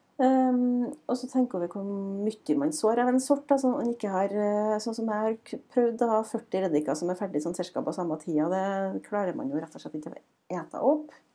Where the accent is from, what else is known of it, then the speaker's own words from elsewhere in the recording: Frosta, Trøndelag, Norway; kommer vi fra Frosta